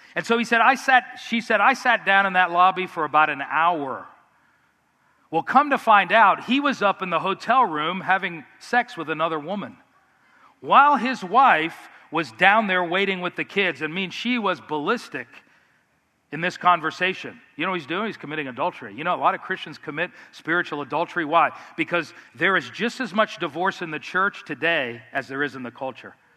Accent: Miami, Florida, United States; I grew up in South Florida in Miami

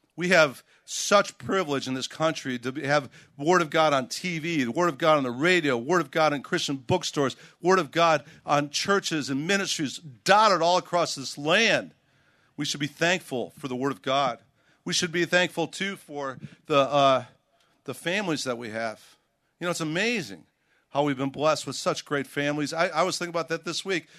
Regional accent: Chicago, Illinois, United States; I grew up in Chicago, and, uh, I grew up during the Michael Jordan years

